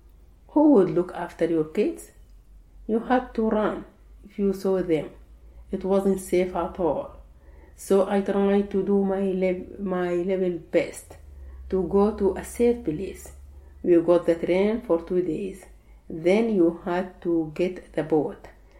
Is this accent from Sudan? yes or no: yes; Sudan; now in Egypt; When I came from Sudan to Egypt, I had to work.